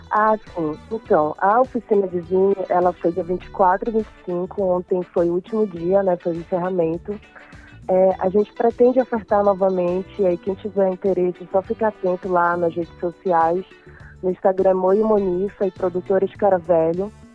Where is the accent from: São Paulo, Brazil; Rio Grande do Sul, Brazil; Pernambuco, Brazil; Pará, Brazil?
Pará, Brazil; Irituia; sou do interior de Irituia